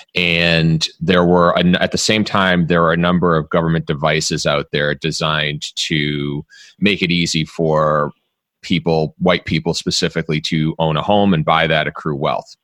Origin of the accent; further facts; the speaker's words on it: Dedham, Massachusetts, United States; also born or lived in Jamaica Plain, Boston; I grew up in Dedham